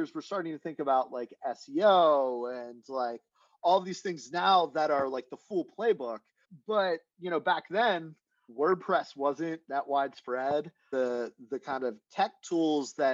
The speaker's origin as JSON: {"language": "English", "town": "Chambersburg", "region": "Pennsylvania", "country": "United States", "said": "I'm from central Pennsylvania, a town near Gettysburg, Chambersburg."}